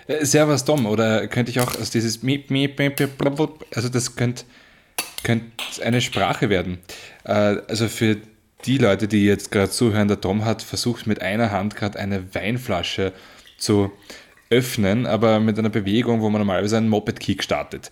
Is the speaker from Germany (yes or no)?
no; Marchfeld, Lower Austria, Austria; ich bin ja im Machfeld aufgewachsen